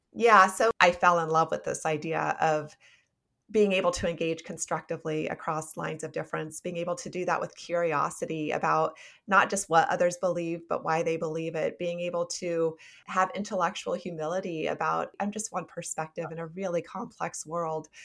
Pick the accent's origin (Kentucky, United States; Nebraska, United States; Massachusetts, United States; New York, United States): Nebraska, United States; also born or lived in South Dakota; I was born in South Dakota and then raised in Nebraska